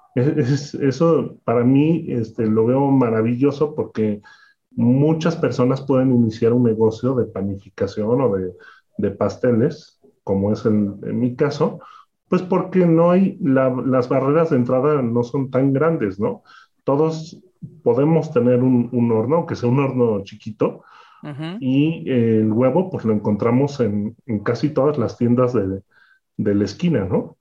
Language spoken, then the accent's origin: Spanish; Mexico; una historia como muchos de los pasteleros de, México